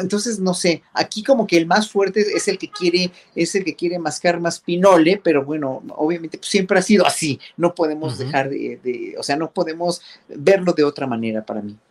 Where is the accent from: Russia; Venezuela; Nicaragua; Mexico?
Mexico; como pueblo mexicano